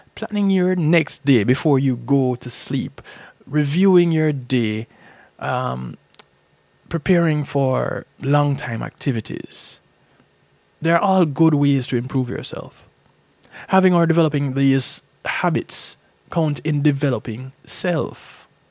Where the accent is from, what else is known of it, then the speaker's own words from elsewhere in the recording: Jamaica; There's a saying that I grew up hearing in Jamaica